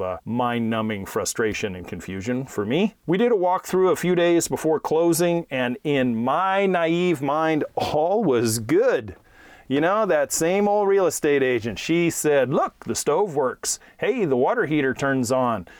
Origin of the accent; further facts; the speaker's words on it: Hayward, California, United States; about five miles from where I grew up in Hayward, California